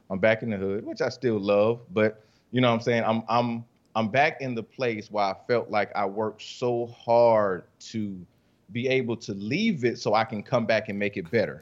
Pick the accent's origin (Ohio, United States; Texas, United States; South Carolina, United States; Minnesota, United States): South Carolina, United States; Rock Hill; also born or lived in Columbia, South Carolina / Charlotte, North Carolina; I'm from Rock Hill, South Carolina